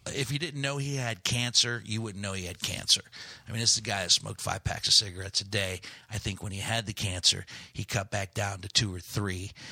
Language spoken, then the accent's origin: English; Steubenville, Ohio, United States; also born or lived in Gary, Indiana / Chicago / Greece; Steubenville, Ohio, which is my unofficial hometown.